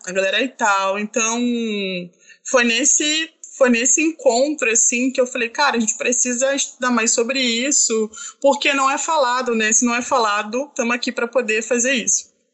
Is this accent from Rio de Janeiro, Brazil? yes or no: yes; Baixada Fluminense, Rio de Janeiro, Brazil; eu sou da Baixada Fluminense